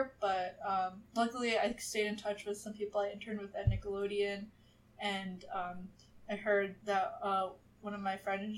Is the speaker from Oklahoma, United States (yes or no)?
no; New York City, New York, United States; moved away as an adult; also born or lived in St. Louis, Missouri; now in Los Angeles, United States; I'm from Brooklyn, New York